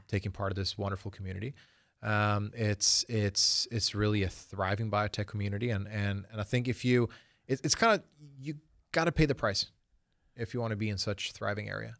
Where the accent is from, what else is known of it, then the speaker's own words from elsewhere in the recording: Sweden; now in United States; I was born in Sweden